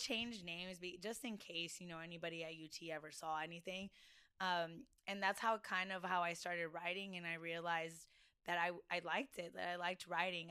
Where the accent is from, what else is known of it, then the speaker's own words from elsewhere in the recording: Del Rio, Texas, United States; moved away as an adult; also born or lived in San Antonio, Texas; now in Austin, United States; I'm originally from Del Rio, Texas, which is um, Southwest Texas